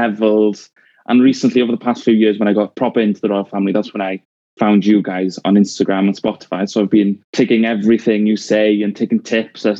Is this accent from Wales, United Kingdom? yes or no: yes; Wales, United Kingdom; accent: Welsh; I've been brought up in a kind of very Welsh anti-Union Jack kind of family